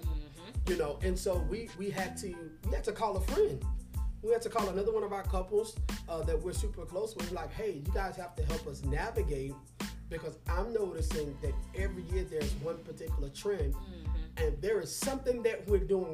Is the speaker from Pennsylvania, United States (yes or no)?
no; Louisiana, United States; we grew up in Louisiana